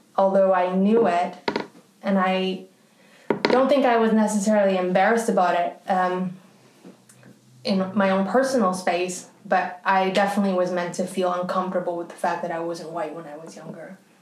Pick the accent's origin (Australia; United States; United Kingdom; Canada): Canada; in Canada, actually, where I'm from